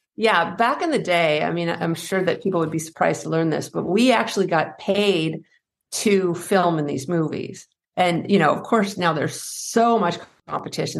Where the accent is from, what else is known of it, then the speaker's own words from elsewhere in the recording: Henniker, New Hampshire, United States; I grew up in New Hampshire, uh, in a small town, Henniker, New Hampshire